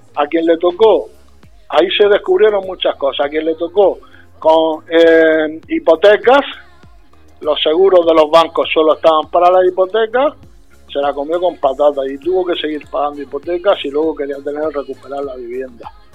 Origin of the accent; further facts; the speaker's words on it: Puerto Lumbreras, Region of Murcia, Spain; yo siendo de donde soy, que soy de Puerto Umbrera